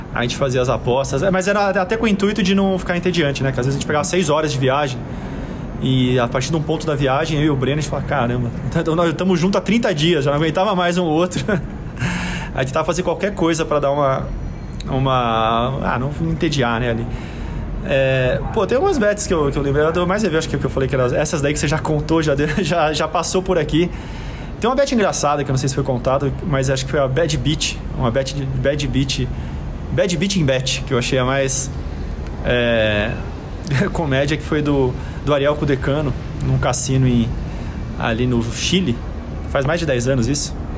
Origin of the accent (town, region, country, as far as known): Brazil